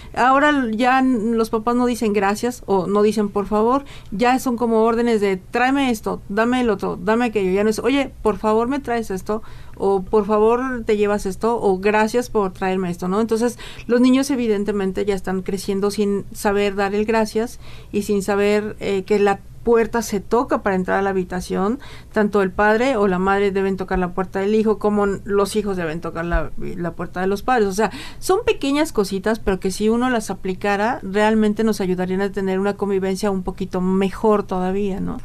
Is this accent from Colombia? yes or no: no; Mexico; la calidad de vida que tenemos como mexicanos